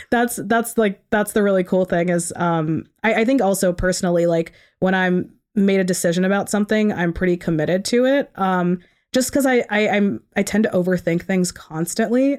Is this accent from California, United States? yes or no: no; Ellicott City, Maryland, United States; now in Towson, United States; I grew up in Howard County, so Ellicott City, um, about thirty minutes from here